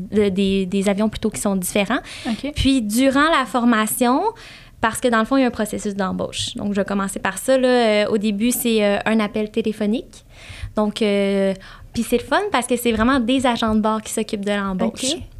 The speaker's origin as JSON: {"language": "French", "town": "Saint-Hyacinthe", "region": "Quebec", "country": "Canada", "tie": "born or raised there", "said": "je suis née à Saint-Hyacinthe, sur la rive sud de Montréal"}